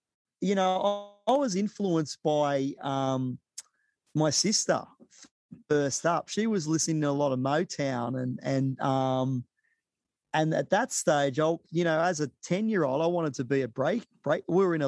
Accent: Sydney, New South Wales, Australia; born or raised there; also born or lived in Vietnam / Avalon

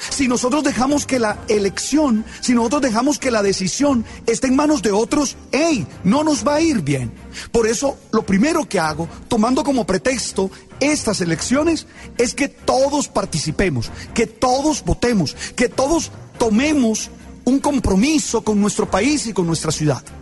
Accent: Colombia; nosotros como colombianos nos enorgullecemos de Cartagena.

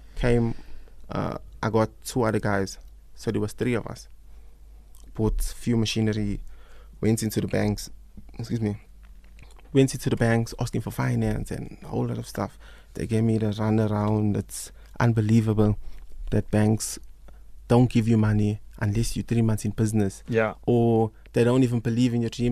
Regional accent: South Africa; growing up in Newlands, I mean, I had a fantastic time there

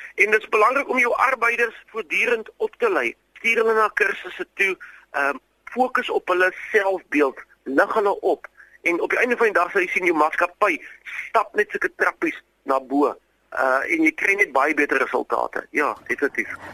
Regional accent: South Africa; also born or lived in Stellenbosch; ons Afrikaners

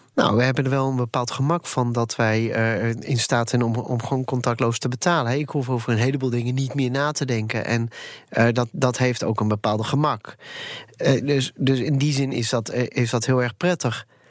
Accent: Netherlands; wij Nederlanders

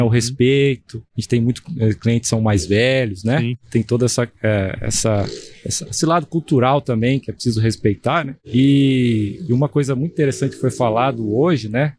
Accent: Campo Grande, Mato Grosso do Sul, Brazil; moved away as an adult; also born or lived in Botucatu / Tangará da Serra / Pereira Barreto; Eu sou nascido em Campo Grande

